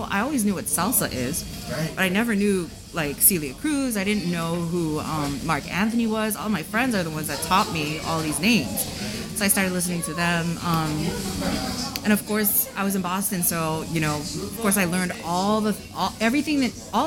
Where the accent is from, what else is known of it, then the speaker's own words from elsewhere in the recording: Japan; moved away; I was born and raised in Japan